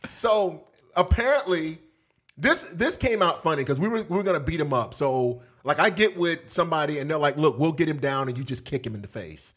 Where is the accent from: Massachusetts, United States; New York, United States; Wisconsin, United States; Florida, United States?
Florida, United States; also born or lived in Texas; I was from Florida